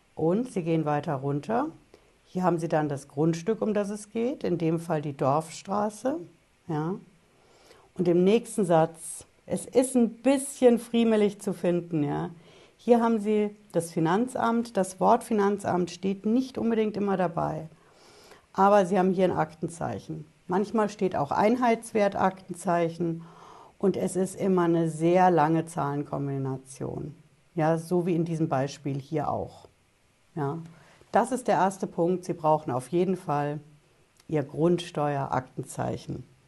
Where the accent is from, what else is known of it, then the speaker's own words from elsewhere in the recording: Germany; bei uns in Deutschland